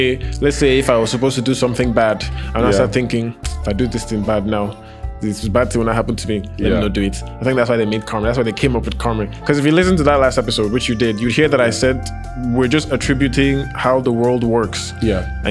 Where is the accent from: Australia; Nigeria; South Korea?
Nigeria; Edo; we're from the same state